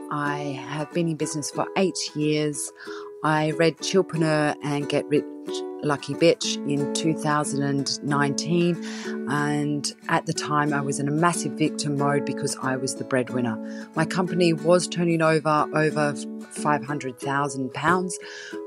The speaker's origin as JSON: {"language": "English", "country": "Australia", "moved": "yes", "lives_now": "Surrey, United Kingdom", "said": "I live in Surrey. I moved to England from Australia 10 years ago."}